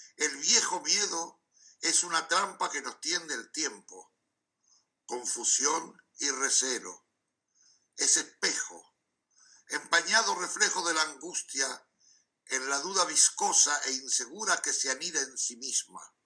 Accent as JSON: {"language": "Spanish", "region": "Montevideo", "country": "Uruguay", "tie": "born or raised there", "moved": "yes", "lives_now": "Amsterdam, Netherlands", "said": "vivo en Amsterdam, pero nací en Montevideo."}